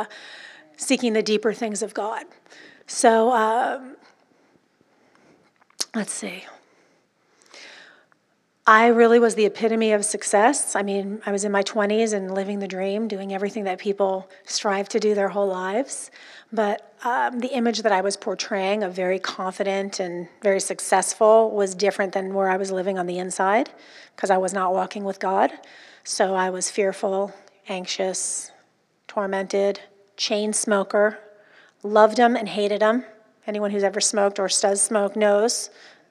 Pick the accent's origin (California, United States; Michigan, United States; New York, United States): California, United States; Orange County; I'm from Orange County, California